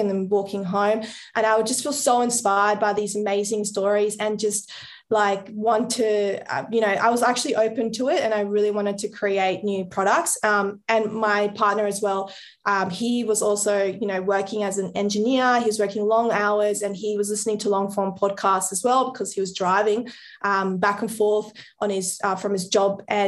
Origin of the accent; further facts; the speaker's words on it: Colombia; now in Australia; I'm from Colombia